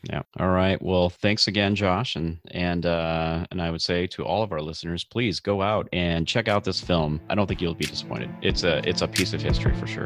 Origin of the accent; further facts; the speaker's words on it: outside of Chicago, Illinois, United States; I grew up outside of Chicago